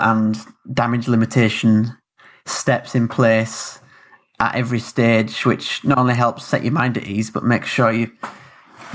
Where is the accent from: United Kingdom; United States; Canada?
United Kingdom; Yorkshire and the Humber; moved away as an adult; now in Southampton, United Kingdom; I grew up in West Yorkshire, up in the north of England, rainy, cold.